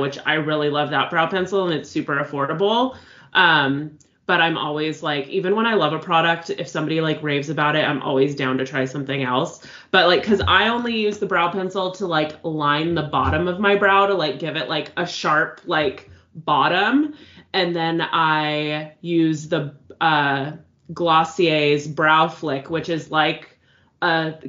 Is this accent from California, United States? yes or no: yes; California, United States; we grew up in California, so, like, knowing a little bit of Spanish is, like, kind of common